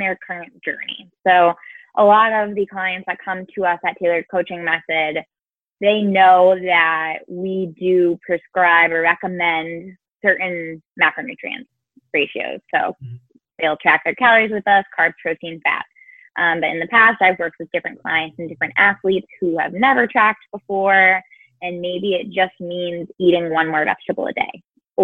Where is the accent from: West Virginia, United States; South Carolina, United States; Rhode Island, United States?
Rhode Island, United States; now in Tallahassee, United States; I'm originally from Rhode Island, and I currently live in Tallahassee, Florida.